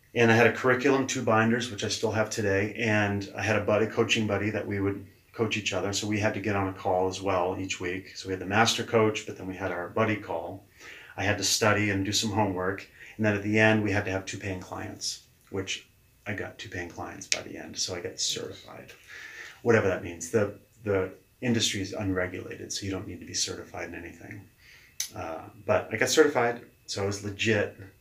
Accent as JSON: {"language": "English", "town": "Keene", "region": "New Hampshire", "country": "United States", "tie": "born or raised there", "also_born_or_lived": "Manchester, New Hampshire / Los Angeles, California", "said": "I grew up in Keene, and we uh, we're talking in Keene, New Hampshire"}